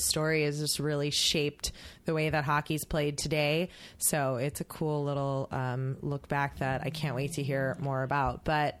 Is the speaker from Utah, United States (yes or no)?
no; Chicago, Illinois, United States; I'm from Chicago.